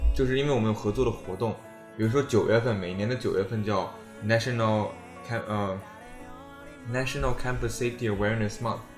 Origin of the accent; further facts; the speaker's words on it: Dalian, Liaoning, China; moved away as an adult; now in United States; 我自己大连的哈，我，我嗯。我是大连人